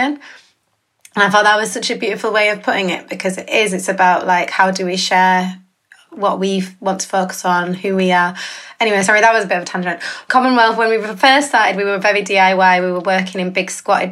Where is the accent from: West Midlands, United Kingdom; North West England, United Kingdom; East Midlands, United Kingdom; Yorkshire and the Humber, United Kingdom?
Yorkshire and the Humber, United Kingdom; Bradford; I grew up in Bradford